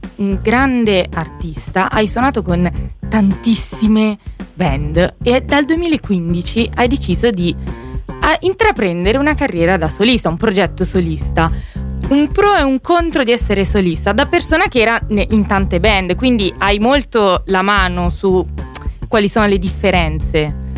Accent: Abruzzo, Italy; anche io sono abruzzese

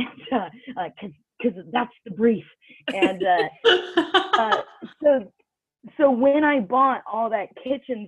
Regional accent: United States; moved away as an adult; also born or lived in North Carolina / New York City; now in United Kingdom; I'm originally from America. I live in the UK

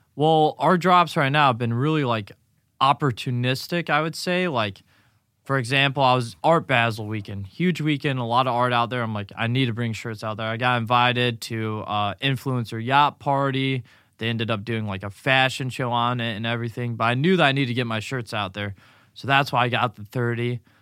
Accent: Grayslake, Illinois, United States; moved away as an adult; now in Naples, United States; Grays Lake, Illinois, just north of Chicago, between Milwaukee

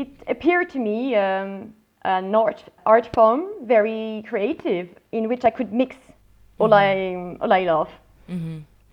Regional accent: Paris, Île-de-France, France; English is a second language; also born or lived in London; I was born in Paris and raised in the suburbs. But yes, I've always been in Paris.

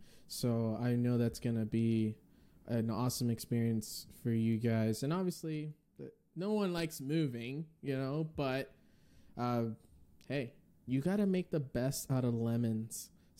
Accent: Northeast, United States; That sounded like so I'm from the Northeast.

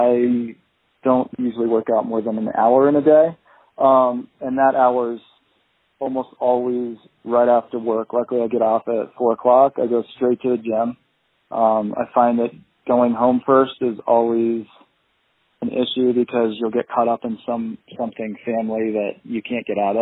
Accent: Colorado, United States; moved away as an adult; also born or lived in Pennsylvania; now in Miami, United States; I grew up in Colorado

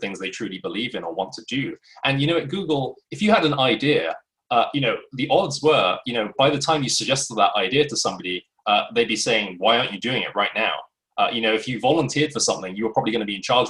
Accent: London, United Kingdom; moved away as an adult; also born or lived in United States; back to London, my hometown

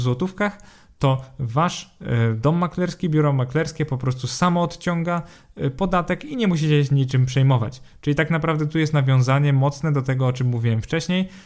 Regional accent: Poland

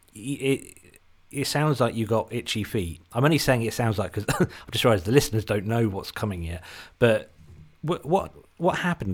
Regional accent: Suffolk, East of England, United Kingdom; accent: Suffolk English; also born or lived in Britain; doesn't have a Suffolk English accent like I do.

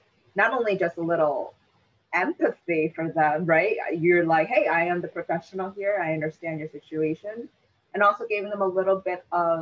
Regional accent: United States; I am born in this country

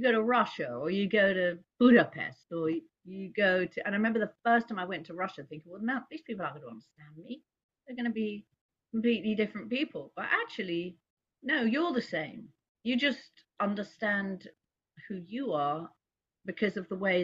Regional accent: London, United Kingdom; now in New York, United States; I was born in London

